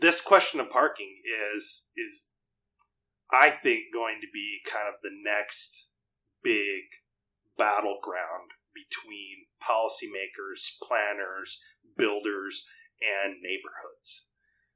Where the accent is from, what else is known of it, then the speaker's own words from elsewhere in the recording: Lake Stevens, Washington, United States; also born or lived in Midwest; I've lived in Lake Stevens for most all my life